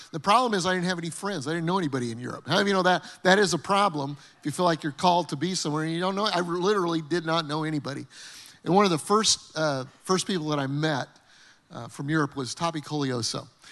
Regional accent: Denver, Colorado, United States; moved away as an adult; Terry and I grew up in Denver, Colorado

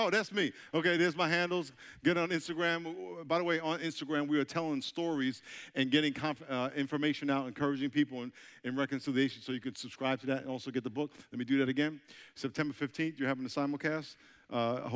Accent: New York, United States; moved away as an adult; now in San Diego, United States; I'm from New York, so this is like my second time in South Carolina, and I'm getting accustomed to your accent, because I know I have an accent, right? I'm from New York. I live in San Diego now

